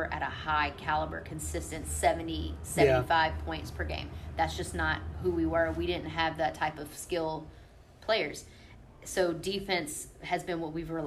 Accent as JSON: {"language": "English", "area": "Hammond", "region": "Louisiana", "country": "United States", "tie": "born or raised there", "said": "being here in this city, coaching in my hometown"}